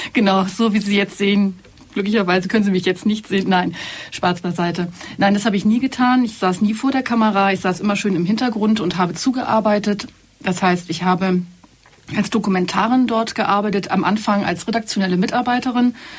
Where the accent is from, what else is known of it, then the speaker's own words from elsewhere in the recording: Hamburg, Germany; moved away as an adult; also born or lived in Berlin; now in Allgäu, Germany; Ich bin nicht aus dem südlichen Deutschland, sondern ich bin eine echte, waschechte Hamburgerin und habe da auch einen Großteil meines Lebens verbracht